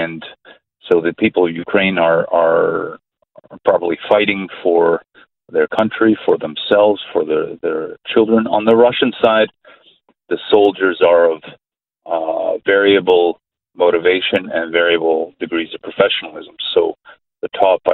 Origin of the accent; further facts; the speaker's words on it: Canada; My parents are from that region, but I speak as a Canadian